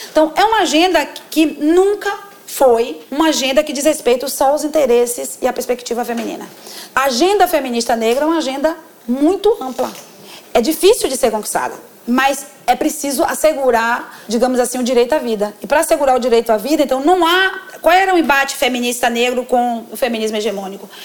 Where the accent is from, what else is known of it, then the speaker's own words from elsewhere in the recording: Northeast Region, Brazil; Como nordestina